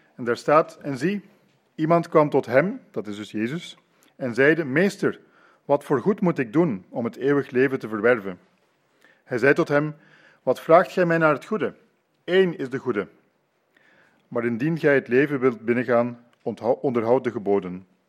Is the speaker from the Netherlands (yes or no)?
no; Leuven, Flanders, Belgium; moved away as an adult; now in Ypres, Belgium; Ik ben in Leuven grootgebracht en het is negen jaar geleden dat wij naar Ypres verhuisd zijn.